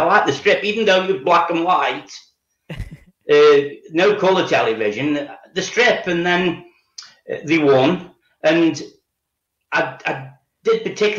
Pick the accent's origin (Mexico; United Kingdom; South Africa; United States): United Kingdom; Stoke-on-Trent, West Midlands; No. Well, I was born in Stoke-on-Trent and I've lived here all my life.